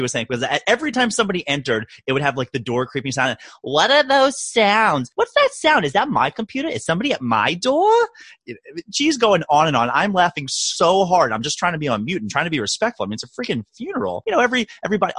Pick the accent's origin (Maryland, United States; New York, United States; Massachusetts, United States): Maryland, United States; Owings Mills; I'm from Owings Mills, Maryland. Class of 01, 01, 01